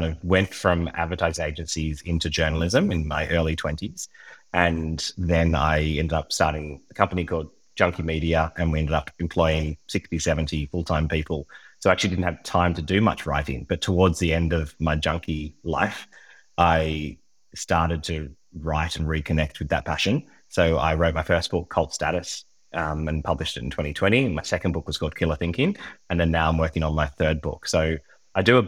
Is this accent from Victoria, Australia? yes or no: no; Sydney, New South Wales, Australia; moved away as an adult; now in Kastellorizo, Greece; I was born in Sydney and lived in Sydney for almost all of my life, except where I am now